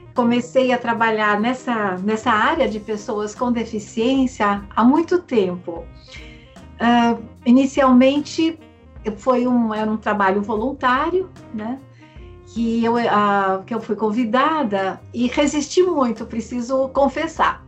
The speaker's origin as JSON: {"language": "Portuguese", "region": "São Paulo", "country": "Brazil", "said": "eu sou paulistana"}